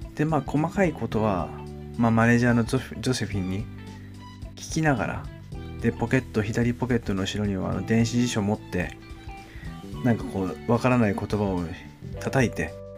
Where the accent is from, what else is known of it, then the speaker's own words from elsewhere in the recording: Japan; moved away as an adult; also born or lived in London, United Kingdom; 日本に住んでて、日本に生まれ育って